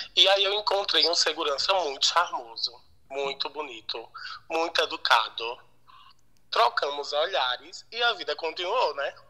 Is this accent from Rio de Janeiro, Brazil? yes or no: no; Alagoas, Brazil; moved away as an adult; now in São Paulo, Brazil; eu sou nordestino, né? Eu sou lá natural de Alagoas